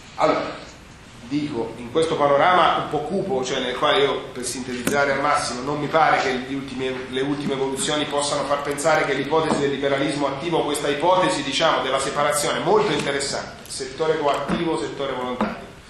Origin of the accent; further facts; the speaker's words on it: Abruzzo, Italy; sono un abruzzese